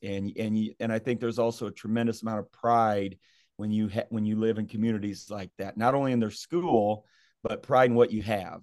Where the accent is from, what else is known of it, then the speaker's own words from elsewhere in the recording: Southeast Kansas, United States; we grew up in Southeast Kansas